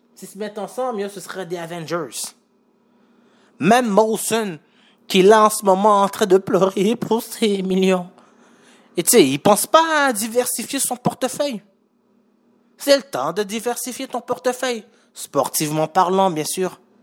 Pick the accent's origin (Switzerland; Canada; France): Canada; Montreal, Quebec; j'ai grandi à Montréal